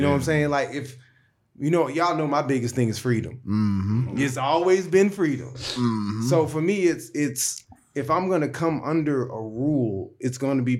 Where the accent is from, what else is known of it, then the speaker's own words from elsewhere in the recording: St. Louis, Missouri, United States; I'm from St. Louis. You know what I'm saying? Like, I grew up with, it is what it is. You know, I had the red hat, I'm dark skinned